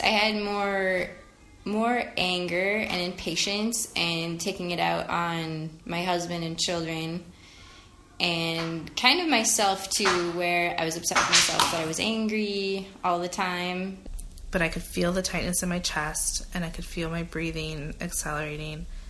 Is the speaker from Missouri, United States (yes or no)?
no; western North Dakota, United States; moved away as an adult; now in St. Paul, Minnesota, United States; I grew up on the western side of North Dakota